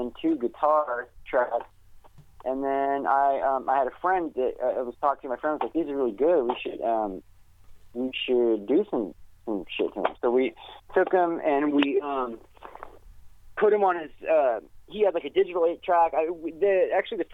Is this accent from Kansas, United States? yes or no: yes; Wichita, Kansas, United States; moved away; I'm initially from Wichita, Kansas